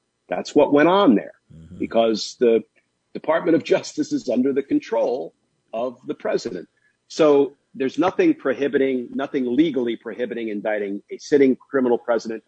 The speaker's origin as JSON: {"language": "English", "region": "New Jersey", "country": "United States", "tie": "born or raised there", "also_born_or_lived": "Brooklyn, New York", "said": "I was born in Brooklyn and grew up in Jersey"}